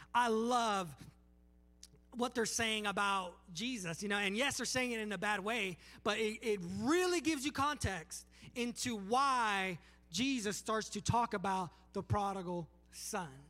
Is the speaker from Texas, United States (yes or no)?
no; Palmdale, California, United States; moved away as an adult; also born or lived in Los Angeles, California; now in Alabama, United States; I'm from Los Angeles, California, uh, Palmdale, California